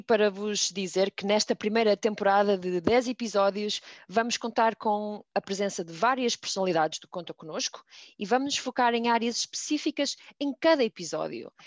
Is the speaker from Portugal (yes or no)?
yes; Minho, Portugal; accent: minhota; a minha pronúncia minhota